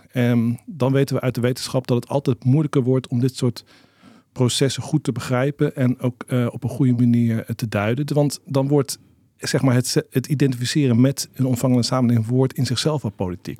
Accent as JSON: {"language": "Dutch", "town": "Rijswijk", "region": "South Holland", "country": "Netherlands", "tie": "born or raised there", "moved": "yes", "lives_now": "Amsterdam, Netherlands", "said": "Toen ik opgroeide in Rijswijk"}